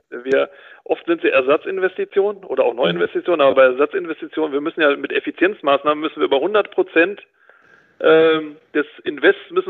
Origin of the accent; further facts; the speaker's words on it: North Rhine-Westphalia, Germany; Und ich komme ja aus Ostwestfalen, man sieht ja vielleicht auch den kleinen Hermann